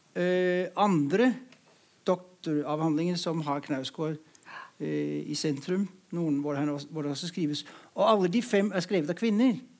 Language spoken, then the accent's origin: Norwegian; Denmark; moved away; Jeg kommer fra Danmark